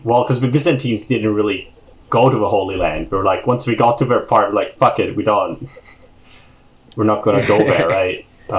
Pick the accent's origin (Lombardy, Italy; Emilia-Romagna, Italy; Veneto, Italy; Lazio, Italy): Veneto, Italy; Venice; And that's a very proud part of my heritage, because I am from Venice